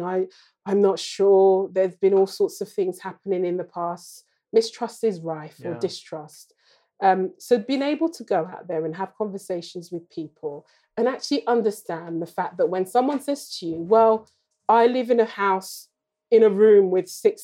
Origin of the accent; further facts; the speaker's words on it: London, United Kingdom; I was born in Lambeth down the road